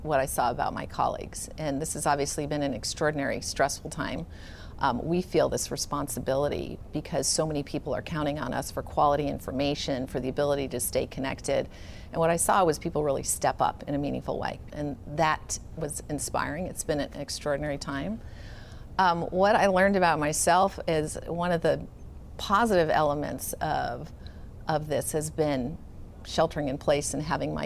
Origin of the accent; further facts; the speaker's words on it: Silicon Valley, California, United States; also born or lived in England; I was born in England, mostly grew up in Silicon Valley